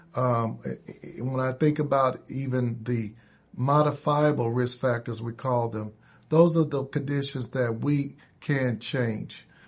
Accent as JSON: {"language": "English", "town": "Indianapolis", "region": "Indiana", "country": "United States", "tie": "born or raised there", "said": "I grew up here in Indianapolis, went to public school forty-five, uh, went to Short Ridge Junior High and high school"}